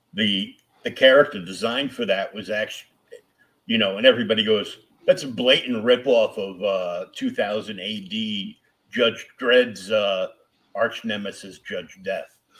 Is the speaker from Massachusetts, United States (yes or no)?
yes; Boston, Massachusetts, United States; I'm from Boston